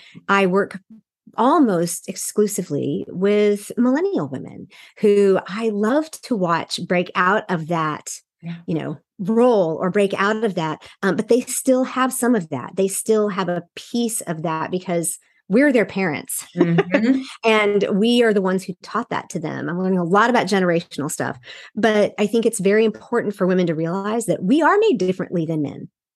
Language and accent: English; Seoul, South Korea; also born or lived in Texas / Wyoming; And I was born in East Texas. Then we moved to Wyoming for him to pastor. And then my parents went on the mission field in Seoul, Korea. So I was raised all my formative years and in Seoul, Korea, in an international community.